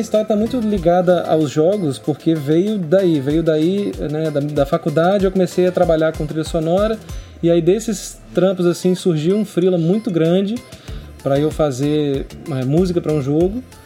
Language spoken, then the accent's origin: Portuguese; Linhares, Espírito Santo, Brazil; sou cria de Linhares, eu cresci em Pontal do Piranga, na praia.